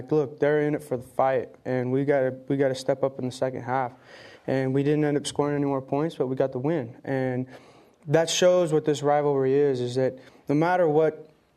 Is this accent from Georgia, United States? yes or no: no; Logan, Utah, United States; That's my hometown.